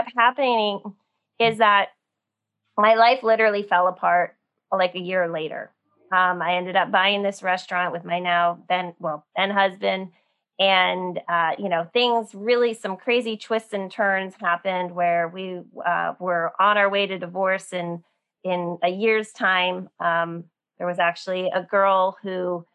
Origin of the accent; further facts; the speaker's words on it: New Jersey outside of New York City, United States; I grew up in New Jersey outside of New York City